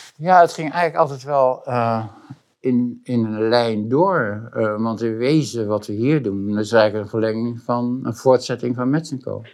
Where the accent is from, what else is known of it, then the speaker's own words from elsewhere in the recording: Boskoop, South Holland, Netherlands; ik ben geboren eh, heel lang geleden in Boskoop. En dat is een tuindersdorp. bij Gouda in de buurt. En um, daar heb ik eigenlijk een hele leuke, prettige eh, tijd gehad.